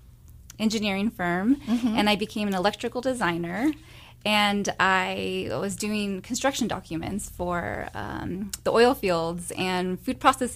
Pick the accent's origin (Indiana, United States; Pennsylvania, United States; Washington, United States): Washington, United States; moved away as an adult; now in Bakersfield, United States; I'm originally from Washington State.